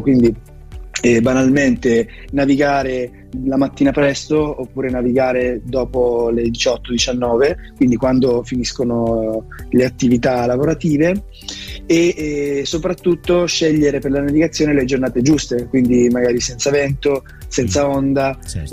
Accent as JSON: {"language": "Italian", "region": "Calabria", "country": "Italy", "tie": "born or raised there", "moved": "yes", "lives_now": "Milan, Italy", "said": "la mia terra natia che è la Calabria"}